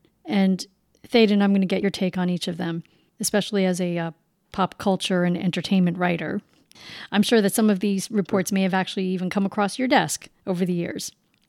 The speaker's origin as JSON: {"language": "English", "country": "United States", "also_born_or_lived": "South Korea", "first_language": "English", "said": "English is my first language, as is for millions of other Asian Americans. I've had people ask me, what's your nationality? And when I answer that I am an American, which is in fact my nationality"}